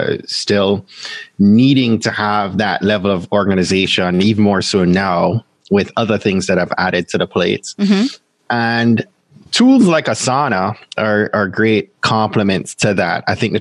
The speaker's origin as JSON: {"language": "English", "country": "Jamaica", "said": "And then there's me being a Jamaican and adding two more jobs to that."}